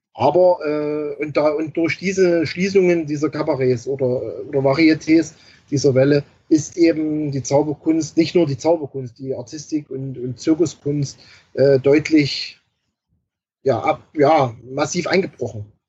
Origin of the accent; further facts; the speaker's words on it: Germany; bei uns in Deutschland